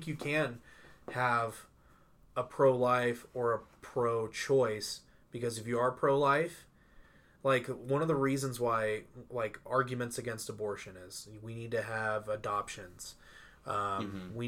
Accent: Dayton, Ohio, United States; now in Utah, United States; I grew up in like a super red area. John Boehner was our congressman

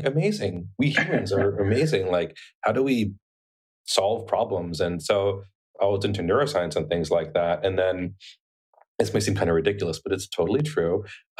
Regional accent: a small town in Arizona, United States; also born or lived in Bronx, New York; I was born in like the Bronx, but my family moved to a really small town in Arizona when I was eight years old. So I really grew up in almost a literal one horse town type of place.

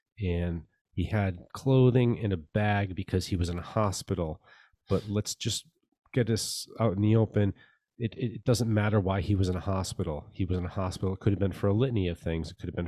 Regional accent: United States; Like, well, I'm an American

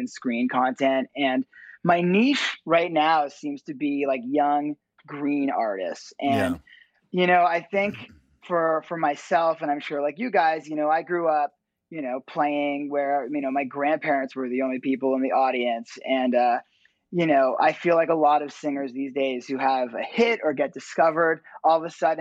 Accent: Ottawa, Ontario, Canada; also born or lived in Toronto; I grew up actually in Ottawa, Canada, the capital of Canada

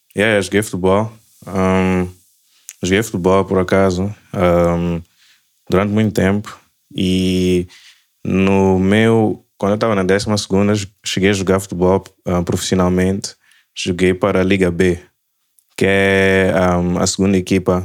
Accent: Maputo, Mozambique; also born or lived in Lisbon, Portugal / Angola; now in Cape Town, South Africa; eu nasci em Lisboa. Um, minha mãe estava lá a estudar. Um, então nasci lá, mas logo depois fui para Maputo

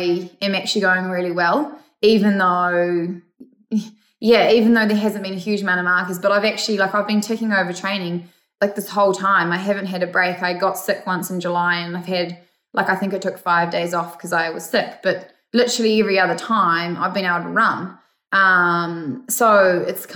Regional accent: Cambridge, Waikato, New Zealand; New Zealand, Cambridge, my hometown

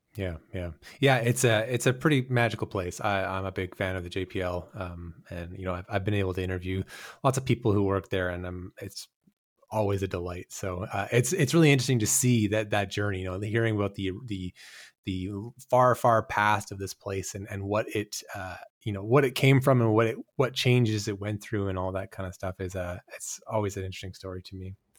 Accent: Canada; moved away; I'm, I'm Canadian

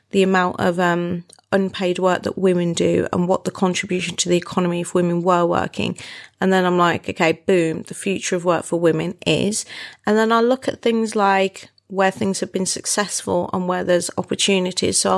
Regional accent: Wolverhampton, West Midlands, United Kingdom; moved away; My hometown.

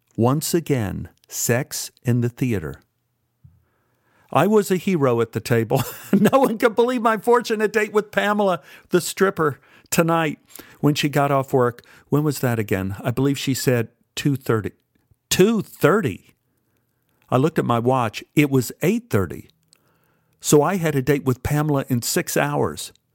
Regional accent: Dallas, Texas, United States; Growing up in Oak Cliff

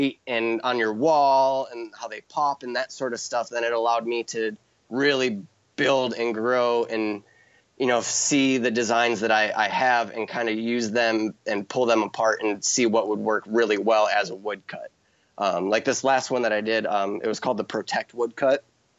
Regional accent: Midwest, United States; and that's me from growing up in the Midwest, knowing like I from a little kid, I knew I wanted to live in Hawaii.

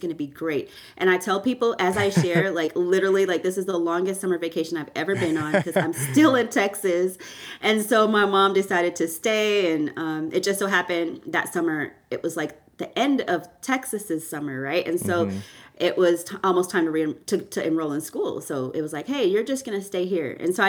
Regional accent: Canada; born there; I was born in Canada and to Jamaican parents

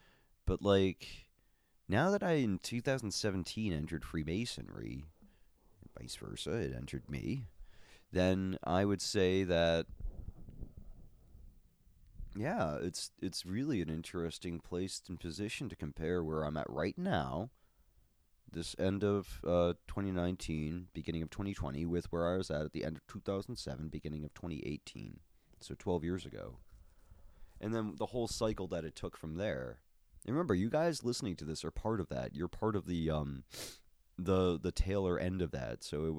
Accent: Boston, Massachusetts, United States; also born or lived in Minnesota; But anyways, yes, I'm a Bostonian.

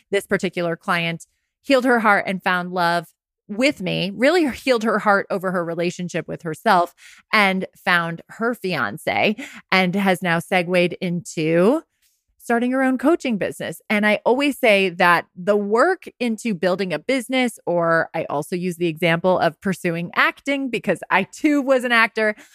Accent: Rye, New York, United States; also born or lived in Westchester County; my hometown, Rags in Rye, New York

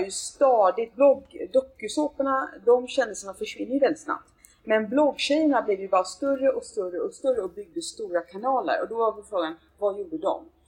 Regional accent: Gothenburg, Västra Götaland, Sweden; now in Stockholm, Sweden; jag kommer från Göteborg

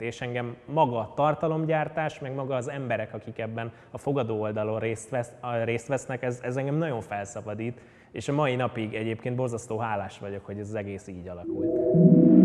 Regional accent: Budapest, Hungary; 1991. augusztus 11-én születtem a Békás-megyeri lakótelepnek a romantikus gyönyörébe, és ott is töltöttem körülbelül 20 évet édesanyámmal és édesapámmal

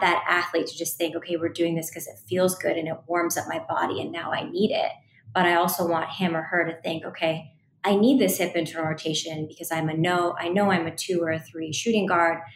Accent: Seattle, Washington, United States; I went on to work a short stint in the WNBA in my hometown in Seattle, Washington

